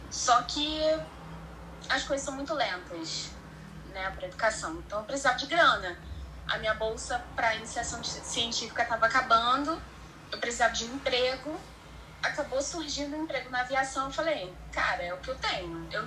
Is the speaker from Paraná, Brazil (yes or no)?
no; Rio de Janeiro, Brazil; now in Espírito Santo, Brazil; Sim, sou carioca